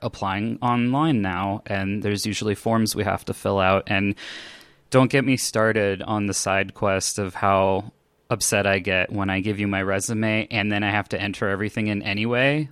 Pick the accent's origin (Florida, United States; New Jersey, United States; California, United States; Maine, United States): California, United States; Los Angeles; now in Denver, United States; I grew up in Los Angeles, California, but these days I'm in Denver, Colorado, in the States.